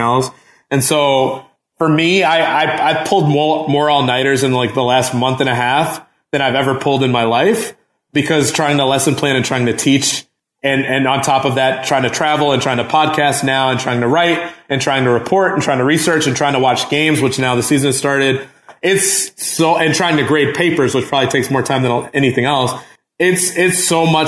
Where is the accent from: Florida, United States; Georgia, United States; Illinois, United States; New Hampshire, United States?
Illinois, United States; Flossmoor; did you go to HF, Homewood Flossmoore? And I said, yeah